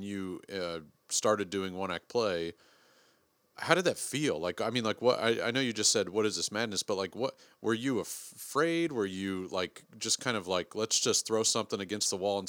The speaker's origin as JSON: {"language": "English", "region": "Texas", "country": "United States", "said": "I'm a Texan"}